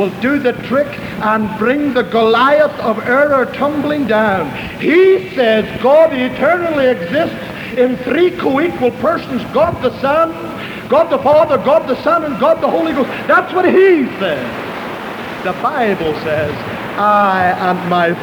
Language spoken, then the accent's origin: English; Ireland; moved away; I was raised in Roman Catholic Ireland